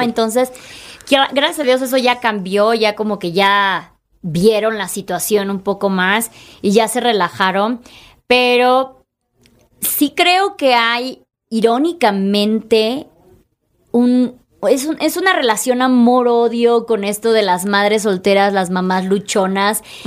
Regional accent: Chiapas, Mexico; soy de Chiapas

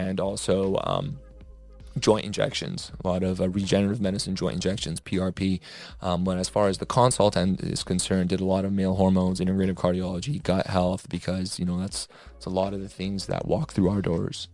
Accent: Toronto, Ontario, Canada; moved away; I'm originally from Toronto, Canada

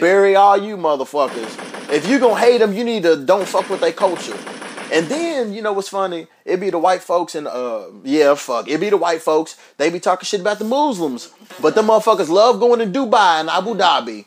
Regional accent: Louisville, Kentucky, United States; moved away; Louisville. That's my hometown

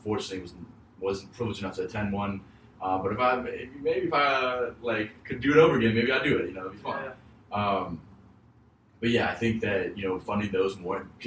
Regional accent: United States; I was born and raised in America

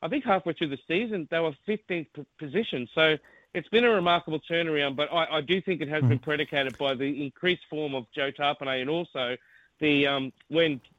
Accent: North Queensland, Australia; moved away; I come from North Queensland

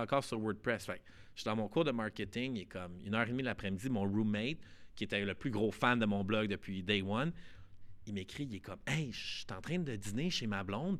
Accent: Montreal, Quebec, Canada; nous, à Montréal

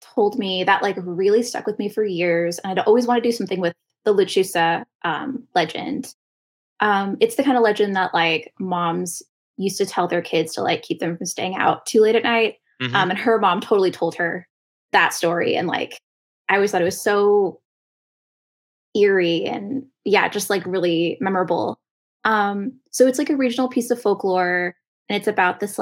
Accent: Rio Grande Valley, South Texas, United States; I'm originally from South Texas. The area I'm from is called the Rio Grande Valley, which is right by the Mexican border

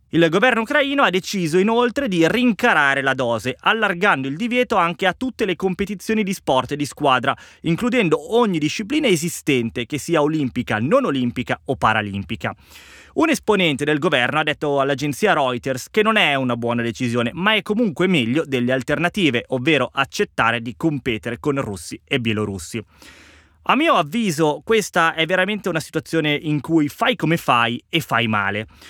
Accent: Italy; per il mio paese

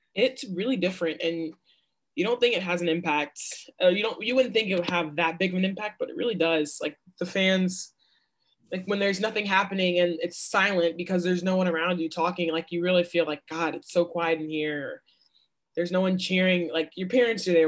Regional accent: Dallas, Texas, United States; I'm from Dallas

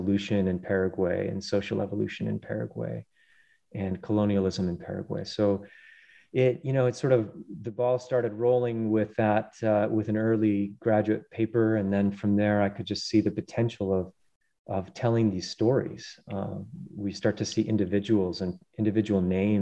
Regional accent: Colorado, United States; I grew up in mainly in Colorado on the plains and then spending lots of time in the Rockies

